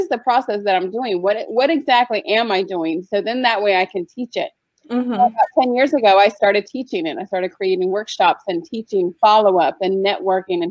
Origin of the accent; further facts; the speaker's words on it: San Diego, California, United States; moved away as an adult; I grew up in California in San Diego. I lived there for like 22 years